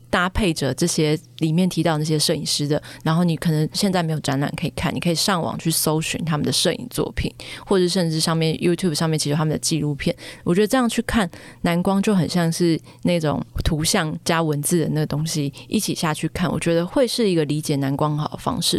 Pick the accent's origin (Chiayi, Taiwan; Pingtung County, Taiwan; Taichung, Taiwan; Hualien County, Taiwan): Taichung, Taiwan; moved away; 因为我是台中人，然后回到台中的时候就是去看郭美馆的展